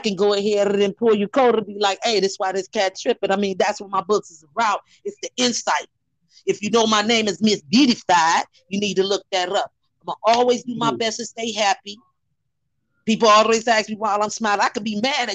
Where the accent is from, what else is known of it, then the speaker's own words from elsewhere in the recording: Chicago, Illinois, United States; moved away; also born or lived in Minneapolis, Minnesota; Growing up in Chicago